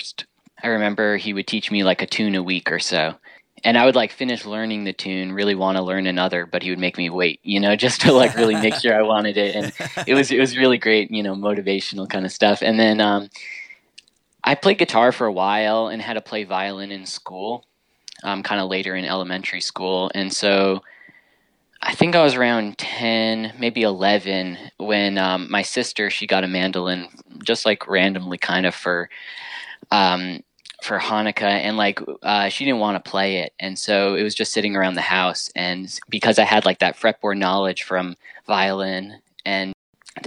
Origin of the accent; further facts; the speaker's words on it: Connecticut, United States; also born or lived in New York; I was born in New York, but my family moved to Connecticut after